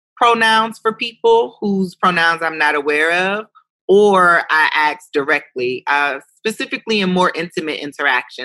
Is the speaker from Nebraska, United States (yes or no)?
no; Ohio, United States; also born or lived in New York City; I was an Ohio girl from New York City